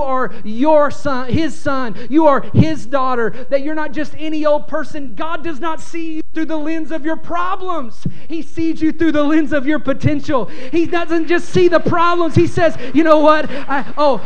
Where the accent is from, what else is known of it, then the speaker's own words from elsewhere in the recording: Kentucky, United States; I bought a little house in my hometown in Kentucky